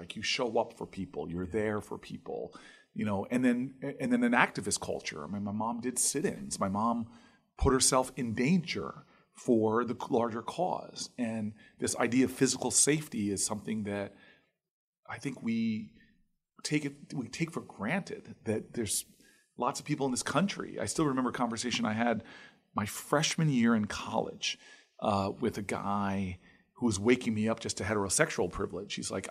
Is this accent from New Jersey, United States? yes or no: yes; Harrington Park, New Jersey, United States; Like, I grew up in the town I grew up in Harrington Park.